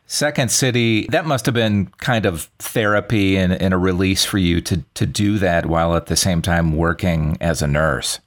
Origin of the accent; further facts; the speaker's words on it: Racine, Wisconsin, United States; I'm from Racine, Wisconsin, just north of there